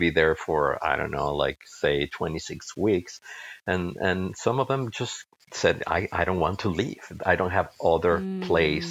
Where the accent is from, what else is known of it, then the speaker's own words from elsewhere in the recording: Mexico; moved away; I come from a family, my parents are from Spain, even though I grew up in Mexico